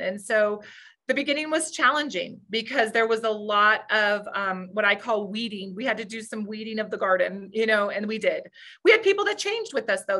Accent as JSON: {"language": "English", "region": "New Mexico", "country": "United States", "tie": "born or raised there", "said": "I grew up in New, a small town in New Mexico"}